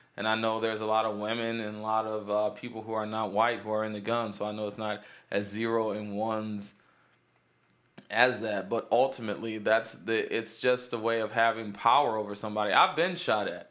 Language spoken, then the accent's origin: English; Cleveland, Ohio, United States; Cleveland, east side of Cleveland